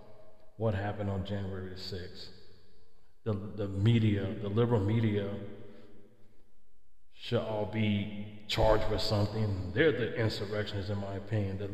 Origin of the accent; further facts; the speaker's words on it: California, United States; in California, my home state